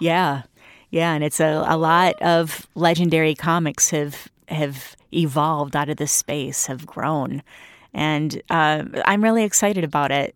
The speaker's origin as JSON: {"language": "English", "town": "Flint", "region": "Michigan", "country": "United States", "tie": "born or raised there", "said": "that's my hometown. I'm really proud to be from Flint."}